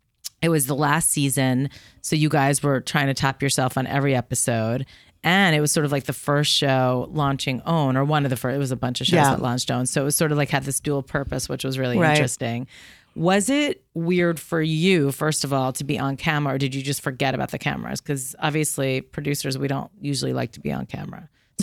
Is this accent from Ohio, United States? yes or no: no; Chicago, Illinois, United States; Right. I mean, for growing up in Chicago.